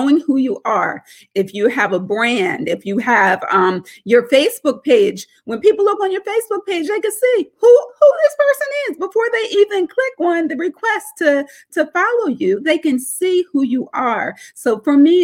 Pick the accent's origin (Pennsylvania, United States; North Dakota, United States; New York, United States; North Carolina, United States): Pennsylvania, United States; Norristown; But that's where I grew up. And I grew up in a small town called Norristown.